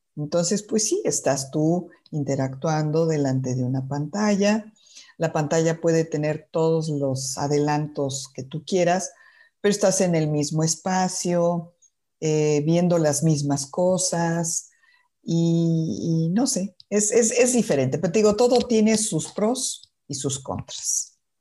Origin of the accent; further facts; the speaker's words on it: Mexico City, Mexico; yo nací en la Ciudad de México